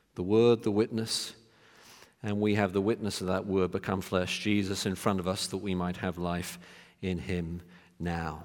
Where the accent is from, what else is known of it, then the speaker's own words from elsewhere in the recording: United Kingdom; moved away; in my home country, United Kingdom